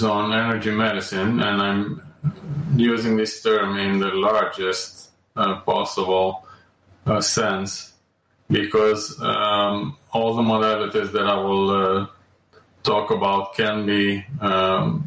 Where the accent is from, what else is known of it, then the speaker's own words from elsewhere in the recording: Romania; moved away as an adult; also born or lived in Amsterdam; I was born and raised in Romania, and I graduated there from medical school.